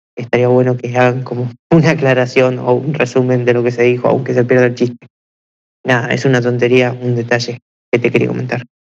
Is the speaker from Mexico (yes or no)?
no; Argentina; yo soy de Argentina